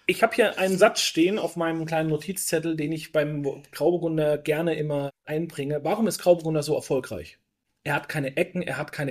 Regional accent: Bavaria, Germany; Pinot, ich komme auch aus Bayern, also aus Franken, um genau ah

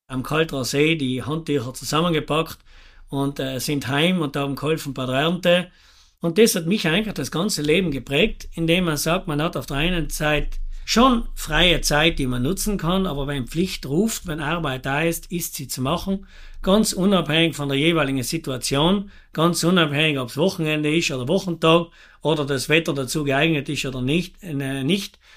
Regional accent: Bolzano, Trentino-Alto Adige, Italy; bin 49 Jahre jung, komme aus Botzengries. Wir haben einen Obst- und Weinhof

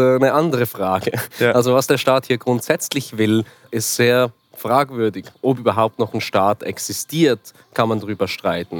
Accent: Switzerland; Ich bin äh, Schweizer Journalist und Dokumentarfilmer

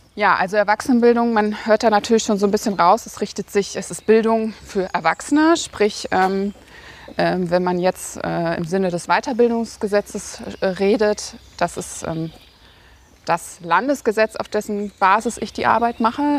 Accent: Münster, North Rhine-Westphalia, Germany; bin in Münster geboren, habe dann nach dem Abitur diverse Stationen in Deutschland gehabt und bin dann vor vier Jahren wieder nach Münster gezogen und ja, bin jetzt quasi wieder in meiner Heimat angekommen

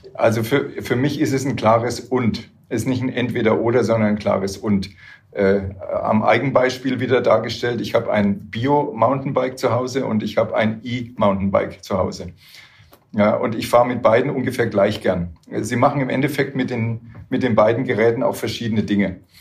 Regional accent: Würzburg, Bavaria, Germany; ich komme aus Würzburg, da ist es hügelig

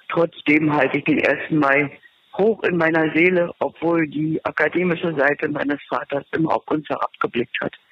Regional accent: Berlin, Germany; Ich bin eine Urberlinerin und natürlich ist der 1. Mai hier ein hochgelobter Feiertag. Ich komme mütterlich aus einer Arbeiterfamilie

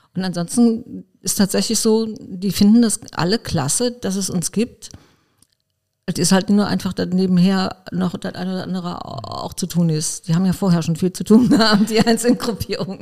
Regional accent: Koblenz, Rhineland-Palatinate, Germany; Ich bin in Arnberg äh, geboren und aufgewachsen.

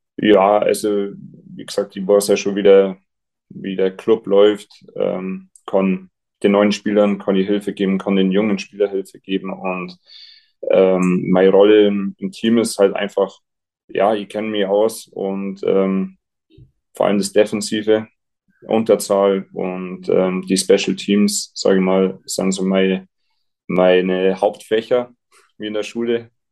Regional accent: Garmisch-Partenkirchen, Bavaria, Germany; ich bin daheim, ich kann da sein, wo ich aufgewachsen bin

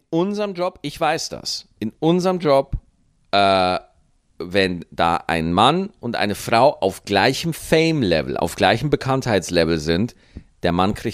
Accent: Bavaria, Germany; Ich habe als Bayern nur Nachteile.

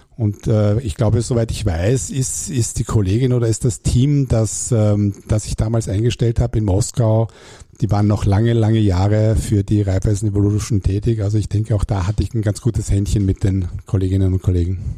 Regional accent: Hamburg, Germany; accent: German; moved away as an adult; also born or lived in Klagenfurt, Carinthia, Austria; now in Austria; Ich bin aber gebürtiger Klagenfurter und bin dann mit acht Jahren nach Hamburg gekommen, wo ich dann aufgewachsen bin, zur Schule gegangen bin

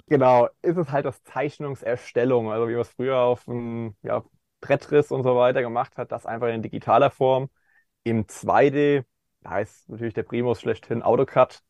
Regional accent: Kaiserslautern area, Rhineland-Palatinate, Germany; im ländlichen Bereich, wo ich aufgewachsen bin, in der Ecke Kaiserslautern

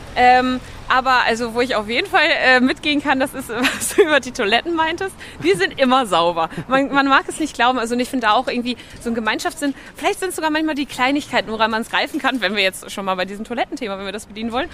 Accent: Germany; moved away as an adult; now in Denmark; als Deutsche

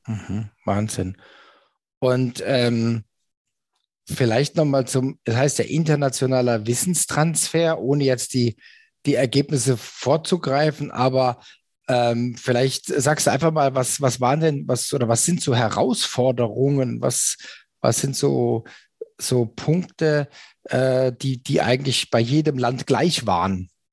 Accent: Germany; als Deutscher

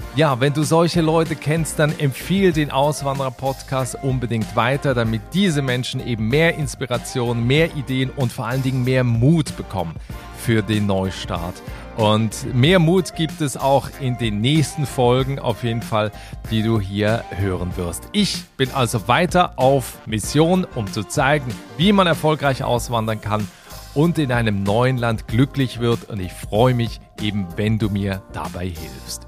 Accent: Basel, Basel-Stadt, Switzerland; in meiner Heimatstadt in Basel

